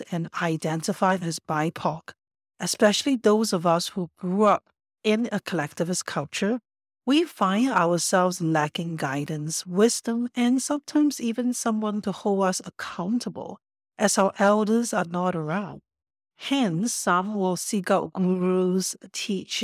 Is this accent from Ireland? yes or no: no; Singapore; also born or lived in Australia / Japan / Los Angeles; now in Canada; My ancestors were from China, and I was born in Singapore. I am a first-generation immigrant to Canada.